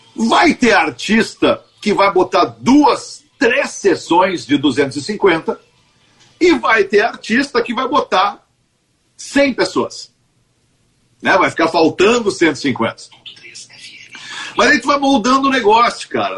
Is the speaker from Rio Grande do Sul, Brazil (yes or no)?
yes; Porto Alegre, Rio Grande do Sul, Brazil; Eu sou porto-alegrense, eu nasci no Bonfim, moro no Bonfim